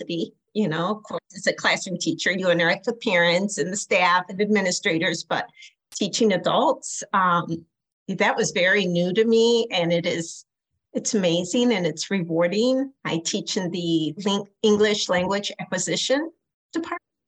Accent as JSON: {"language": "English", "town": "Aurora", "region": "Illinois", "country": "United States", "tie": "born or raised there", "said": "Born and raised in Aurora. I'm a top cap, grew up on the east side of Aurora, youngest of 8 kids"}